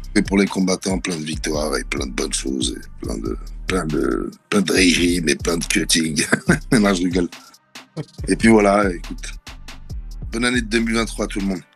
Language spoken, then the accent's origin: French; Draveil, Île-de-France, France; viens du 91 à Draveil. J'ai grandi dans une cité qui s'appelle les Bergeries, euh, dans l'Essonne.